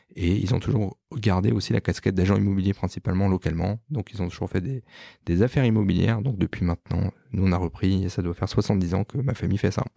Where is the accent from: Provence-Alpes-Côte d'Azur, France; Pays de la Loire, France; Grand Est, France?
Grand Est, France; Strasbourg; moved away as an adult; also born or lived in Paris; né à Strasbourg. Je suis né en mai 1980, le lendemain de l'élection de François Mitterrand